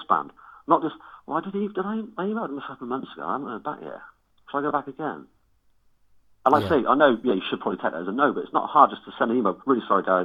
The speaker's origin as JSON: {"language": "English", "town": "Cheltenham", "region": "South West England", "country": "United Kingdom", "said": "we're from Cheltenham, we're not a big band"}